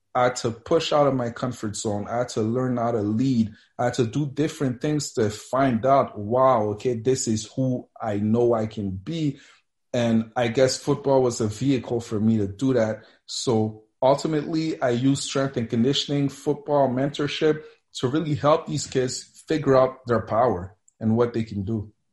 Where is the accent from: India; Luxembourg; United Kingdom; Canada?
Canada; Montreal, Quebec; also born or lived in Mississippi / Cameroon / Colorado; I grew up here in Montreal